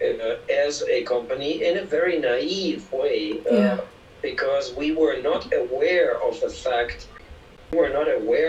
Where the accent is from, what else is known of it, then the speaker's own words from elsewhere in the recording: Germany; moved away as an adult; now in Peru; I'm German, first of all, and mm-hmm. I was born in Germany, and I lived in Germany until I was 30 years.